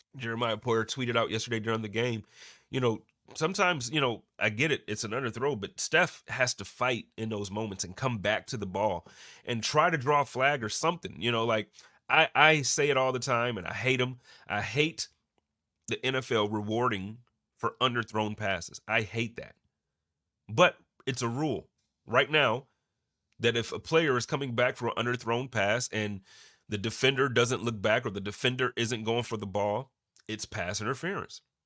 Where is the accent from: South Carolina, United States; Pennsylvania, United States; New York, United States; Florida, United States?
New York, United States; Buffalo; moved away as an adult; now in Phoenix, United States; growing up in Buffalo